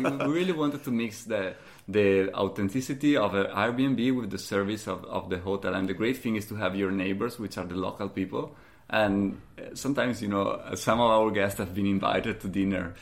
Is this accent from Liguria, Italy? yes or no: no; Valdobbiadene, Veneto, Italy; English is a second language; moved away as an adult; my hometown in the Prosecco region, which is just, you know, one hour north of, uh, of here